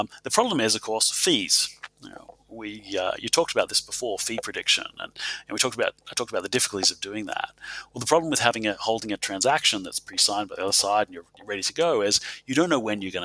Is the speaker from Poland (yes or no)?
no; Adelaide, South Australia, Australia; my hometown